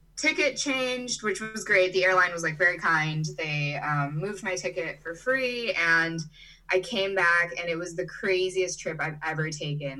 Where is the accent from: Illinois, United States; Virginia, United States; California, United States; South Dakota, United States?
Illinois, United States; Chicago; also born or lived in Brazil / Germany; now in Charlottesville, United States; I was born in Brazil and I grew up in Chicago, Illinois. Um, but I kind of went back and forth throughout my childhood